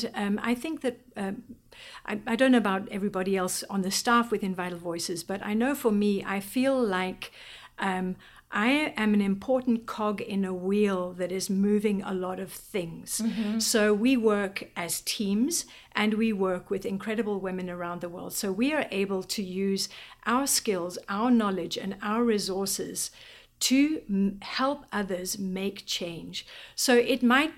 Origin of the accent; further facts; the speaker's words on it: Eswatini; moved away as an adult; now in Washington D.C., United States; I was born in Swaziland, so I've lived there the majority of my life.